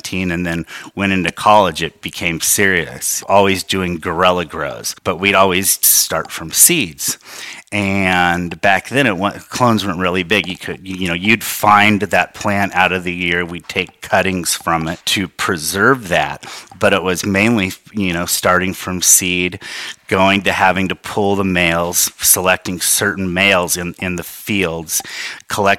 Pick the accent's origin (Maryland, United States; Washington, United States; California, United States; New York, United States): California, United States; Mendocino; Growing up in Northern California